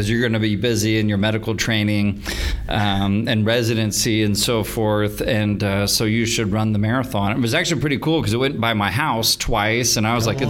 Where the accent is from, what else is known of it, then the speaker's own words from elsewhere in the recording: Tulsa, Oklahoma, United States; I was born right here in Tulsa.